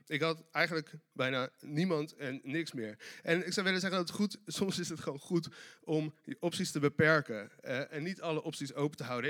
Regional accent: Delft, South Holland, Netherlands; ik kom uit Delft

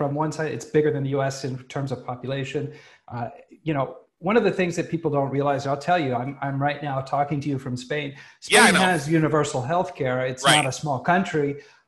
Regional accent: United States; moved away; an American who lives abroad right now

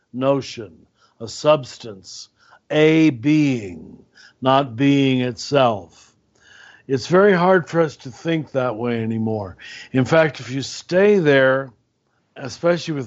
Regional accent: Kansas, United States; now in New Mexico, United States; grew up in Kansas

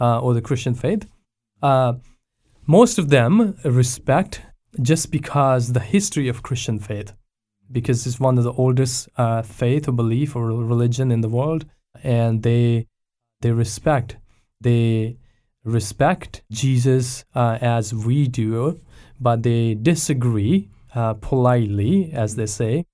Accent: Pakistan; now in Abbotsford, Canada; I was born and raised in Pakistan

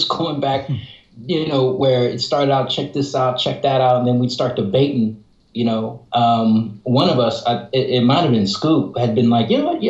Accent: Oakland, California, United States; Oh, Oakland Hills. Skyline, class of 89.

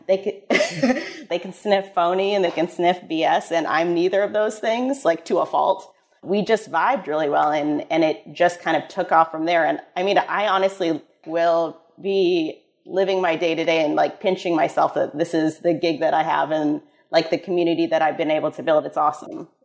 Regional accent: Midwest, United States; moved away; I'm from the Midwest originally

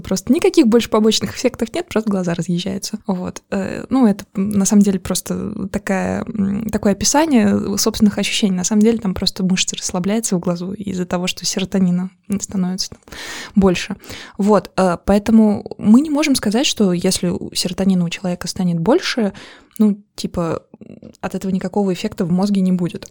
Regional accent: Azerbaijan; Я из Азербайджана

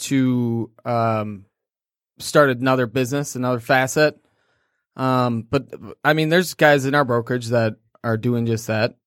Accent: Clarkston, Michigan, United States; also born or lived in Kalamazoo / Grand Rapids; I grew up in Clarkston

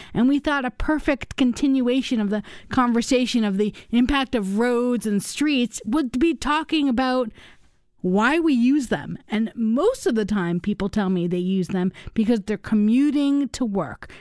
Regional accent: Los Angeles, California, United States; also born or lived in Washington, D.C.; now in Wisconsin, United States; I grew up in Los Angeles

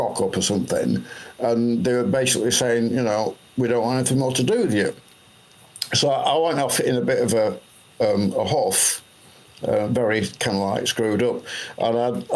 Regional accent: Blackpool, North West England, United Kingdom; also born or lived in Huddersfield; I moved back from Huddersfield back to my hometown, Blackpool

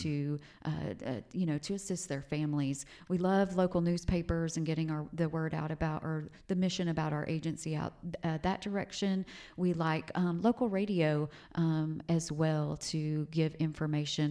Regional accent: Hobart, Oklahoma, United States; Growing up in Southwest Oklahoma was just a, a super humble place to grow up in Hobart, Oklahoma

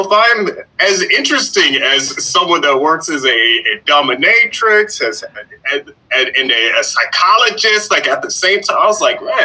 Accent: Jacksonville, Florida, United States; also born or lived in Atlanta, Georgia; I grew up in Jacksonville, Florida

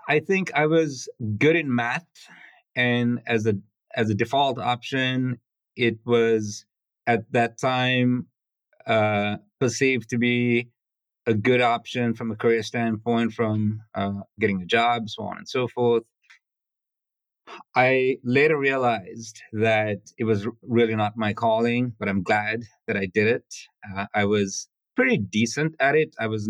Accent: Sri Lanka; English is a second language; Life growing up on a small island was peaceful, cut off from the rest of the world. I had a very happy childhood. And then in Sri Lanka, there was a civil war, which got pretty intense.

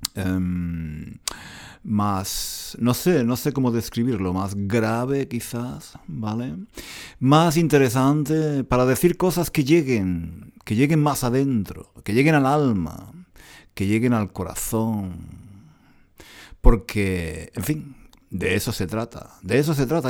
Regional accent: Granada, Andalusia, Spain; moved away as an adult; now in London, United Kingdom; Granada, en España, paseando por las calles de mi antigua ciudad, mi ciudad natal.

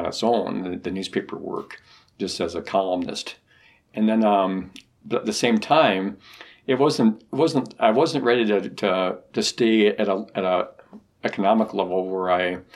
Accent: Wisconsin, United States; I grew up in Wisconsin

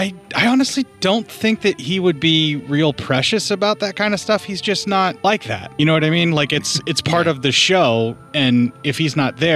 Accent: Canada; Right. Yes, because when I'm on vacation, I'm Canadian.

